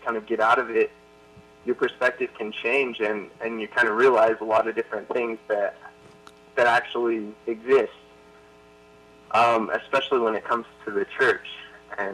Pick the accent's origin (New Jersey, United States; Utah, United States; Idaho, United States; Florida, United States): Utah, United States; I grew up in Utah